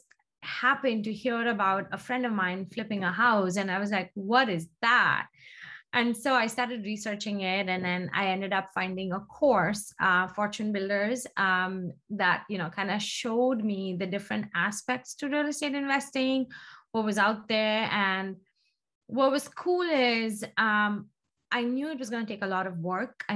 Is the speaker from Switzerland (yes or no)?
no; India; moved away as an adult; now in United States; I grew up in India. I was, when I left India, I was in fashion merchandising